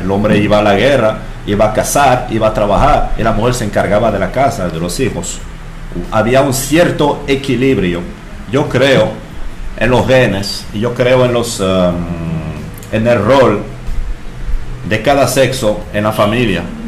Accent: France; Spanish is a second language; moved away as an adult; now in Dominican Republic; soy, ah, entonces francés, tengo aquí desde mm, NRD desde los 20 años, ya tengo 34

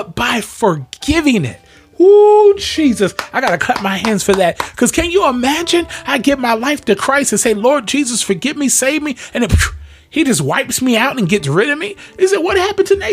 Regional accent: Pleasantville, New Jersey, United States; moved away; I grew up in the city of Pleasantville, New Jersey.

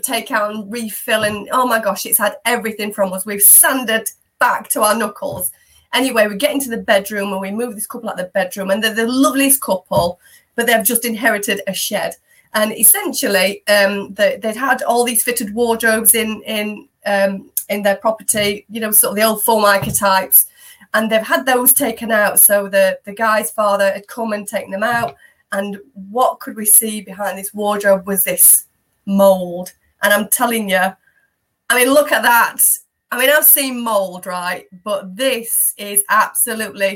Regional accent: Yorkshire and the Humber, United Kingdom; now in Derbyshire, United Kingdom; I'm a Yorkshire lass at heart as well

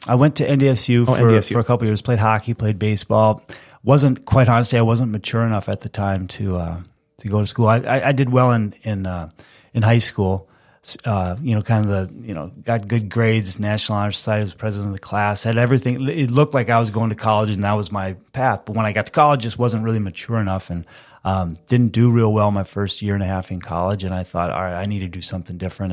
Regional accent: Fergus Falls, Minnesota, United States; also born or lived in Peoria, Illinois; I grew up in Fergus Falls

